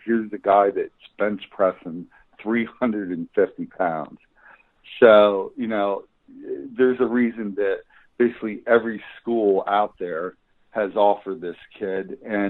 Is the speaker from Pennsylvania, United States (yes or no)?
yes; Berwick, Pennsylvania, United States; I came from Berwick, Pennsylvania